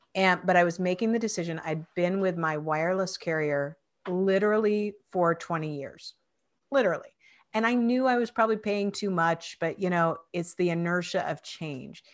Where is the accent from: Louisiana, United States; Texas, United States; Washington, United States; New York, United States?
Washington, United States; Spokane; where I grew up was in Spokane, Washington